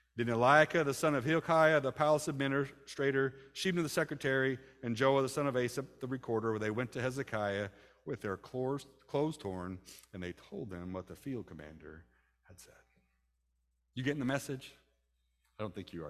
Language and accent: English; United States; I'm from America